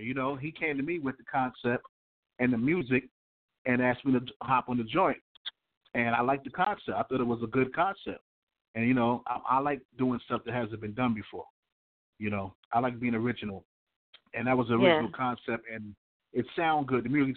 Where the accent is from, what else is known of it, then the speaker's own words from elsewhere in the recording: New York City, New York, United States; I'm from Southside Jamaica, Queens, and Far Rockaway, Queens